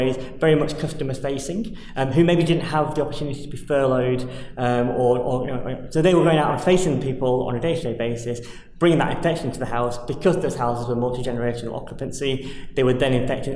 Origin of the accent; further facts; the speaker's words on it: the north of England, United Kingdom; also born or lived in Germany / United States / South Pacific; My own experience of growing up in the North has been nothing but positive.